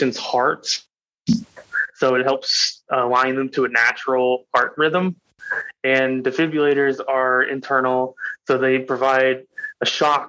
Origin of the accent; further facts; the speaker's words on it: Salem, Oregon, United States; now in Wilsonville, United States; I grew up in Salem, Oregon.